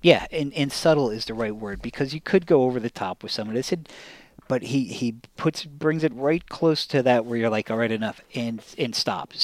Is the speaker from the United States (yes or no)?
yes; near Ramapo, New York, United States; a part of New York near where I grew up